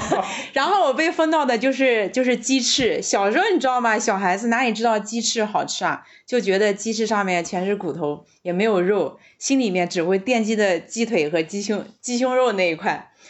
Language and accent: Chinese; northern Jiangsu, China; accent: northern-sounding; now in Shanghai, China; 大家可能听我的口音，觉得也是偏北方的，但我是江苏的北方。苏北